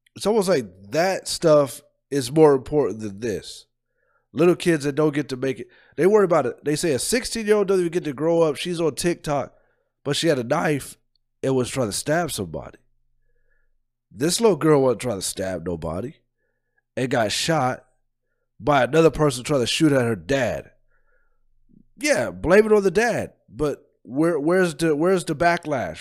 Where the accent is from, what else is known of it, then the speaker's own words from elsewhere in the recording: Columbus, Ohio, United States; I'm from Columbus